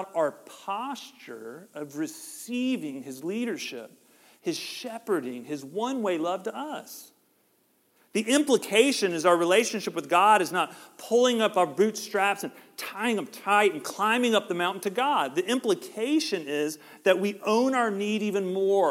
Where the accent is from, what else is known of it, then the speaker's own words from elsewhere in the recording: Georgia, United States; We're from Georgia